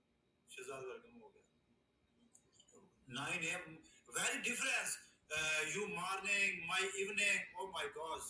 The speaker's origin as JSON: {"language": "English", "country": "Pakistan", "said": "Yes, I am from Pakistan."}